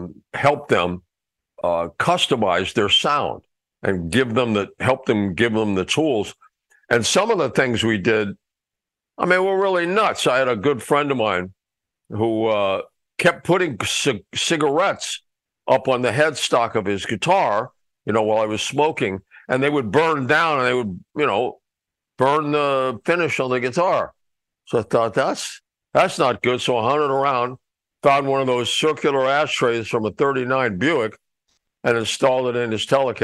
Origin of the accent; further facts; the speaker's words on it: Mexico City, Mexico; Well, actually, I grew up in Mexico City, so there was nobody to repair anything.